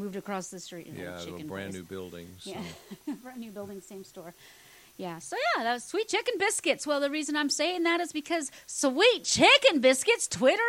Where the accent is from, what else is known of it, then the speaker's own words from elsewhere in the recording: Texas, United States; born there; Now, I haven't lived my whole life in Texas. I mean, I am a Texan because I was born here, but I haven't lived here.